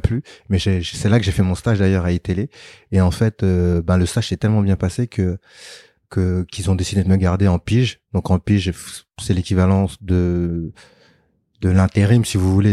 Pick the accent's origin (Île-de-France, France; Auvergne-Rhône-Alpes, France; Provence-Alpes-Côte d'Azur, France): Île-de-France, France; Sarcelles; j'ai grandi en banlieue, à Sarcelles, donc dans le 95, donc Val d'Oise